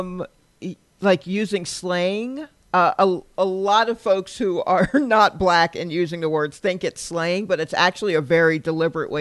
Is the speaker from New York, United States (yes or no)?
no; Atlanta, Georgia, United States